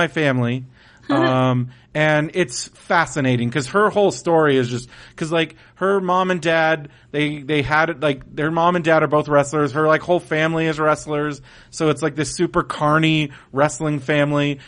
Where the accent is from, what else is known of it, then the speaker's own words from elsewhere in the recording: San Diego, California, United States; I'm from San Diego